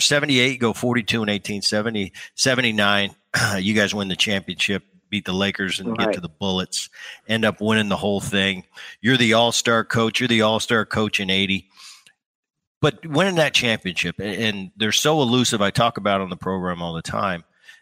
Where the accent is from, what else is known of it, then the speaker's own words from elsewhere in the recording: New Jersey, United States; And I grew up in New Jersey and watching all those Philly teams.